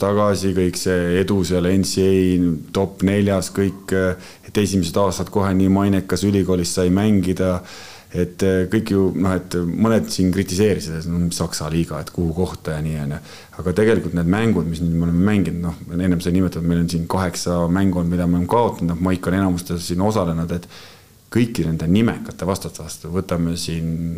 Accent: Estonia; ma olen muidugi eestlane

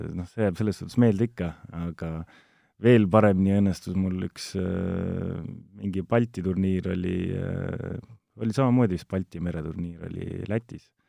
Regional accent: Ilmatsalu, Tartu County, Estonia; tegelikult olen maapoiss Tartu lähistelt Ilmatsalust, aga jah, kolisin ma arvan, see oli kolmteist, olin vana, siis kolisin linna.

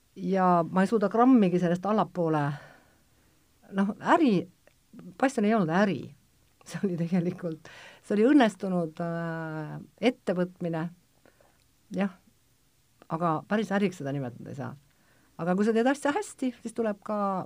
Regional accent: Kohtla-Järve, Ida-Viru County, Estonia; ma olen nagu väiksest peale kuna ma olen Kohtla-Järvelt, siis ma muidugi käisin Pesni Bleski selle tantsuringis

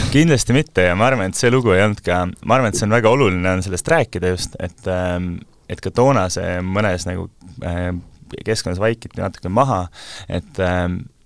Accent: Kose-Uuemõisa, Harju County, Estonia; also born or lived in Munich, Germany / Tartu; now in Tallinn, Estonia; kui ma olin äh, seitsmeaastane, ma kolisin Saksamaalt tagasi, et me olime, isa, isa õppis Müncheni ülikoolis, siis me olime Äh, perega seal, ma kolisin tagasi Kose Uuemõisa

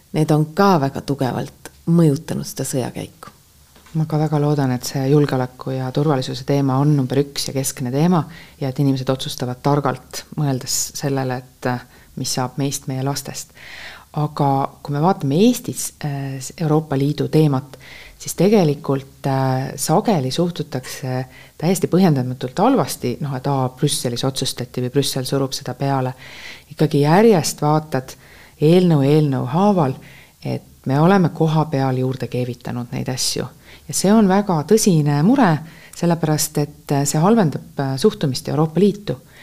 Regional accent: Estonia; me oleme Eestist

